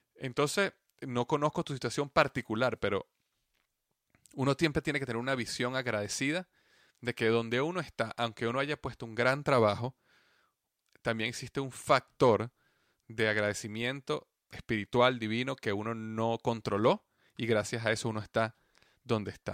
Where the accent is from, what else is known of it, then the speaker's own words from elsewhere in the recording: Venezuela; mi país, Venezuela